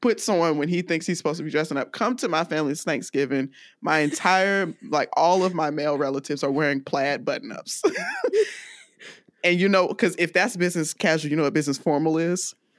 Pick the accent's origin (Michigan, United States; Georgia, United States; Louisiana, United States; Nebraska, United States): Georgia, United States; DeKalb County; also born or lived in Greenville, Alabama; I grew up in DeKalb County, Georgia